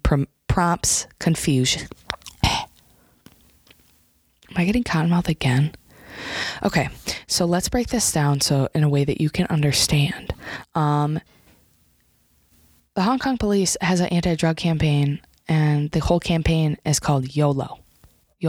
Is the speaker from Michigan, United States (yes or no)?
yes; Lake Odessa, Michigan, United States; we grew up here in Lake Odessa